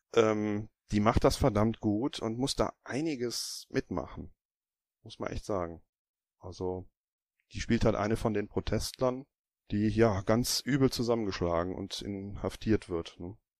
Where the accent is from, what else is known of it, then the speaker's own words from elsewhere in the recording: Germany; Bei uns in Deutschland